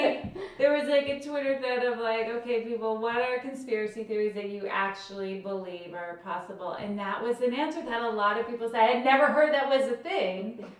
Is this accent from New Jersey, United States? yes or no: yes; New Jersey, United States; I grew up in Jersey.